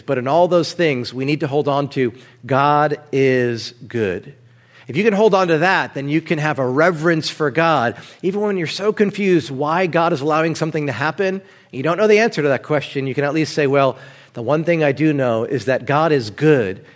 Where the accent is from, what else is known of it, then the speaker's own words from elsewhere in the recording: New Jersey, United States; moved away; I'm from Jersey